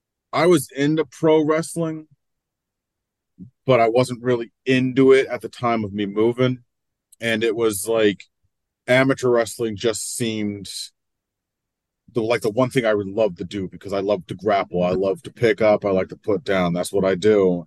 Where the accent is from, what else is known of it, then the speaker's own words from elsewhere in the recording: New Jersey, United States; It was rough in a weird way, because like my family, we didn't struggle, but we still had our ups.